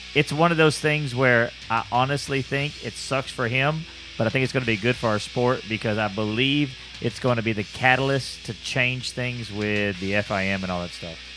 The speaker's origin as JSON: {"language": "English", "town": "Houston", "region": "Texas", "country": "United States", "tie": "born or raised there", "said": "I grew up in Houston, I got to go to the Houston Livestock Show"}